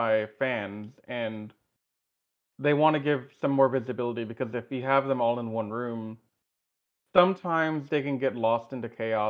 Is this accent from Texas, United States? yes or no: yes; Houston, Texas, United States; given I'm from Houston, and we're in a heat stroke, like in a heat wave right now.